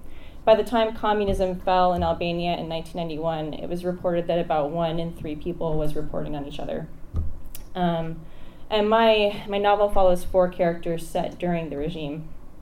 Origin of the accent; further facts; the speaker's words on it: Belmont, California, United States; I grew up coming here. I grew up in Belmont